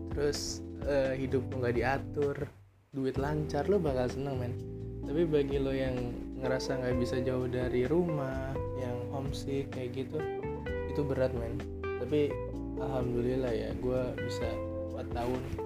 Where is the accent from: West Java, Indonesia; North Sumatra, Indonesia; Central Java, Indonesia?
West Java, Indonesia; Bekasi; moved away as an adult; now in Jember, Indonesia; gue dari Bekasi ya ibaratnya deket sama ibu kota terus gue ke Jember